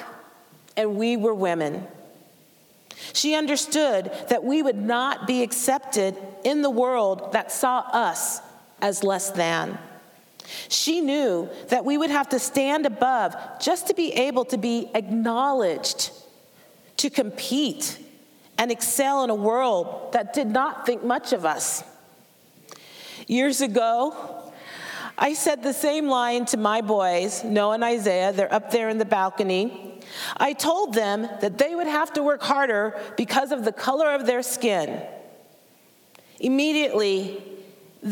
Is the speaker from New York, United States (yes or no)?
no; Portland, Oregon, United States; I was born in Portland, Oregon, a city and a state with a very racist history